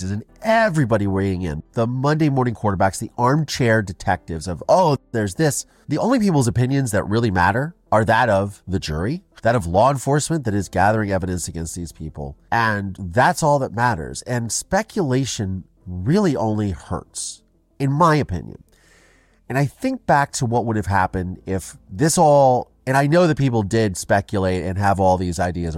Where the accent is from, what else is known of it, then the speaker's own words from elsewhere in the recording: Ohio, United States; I grew up in Ohio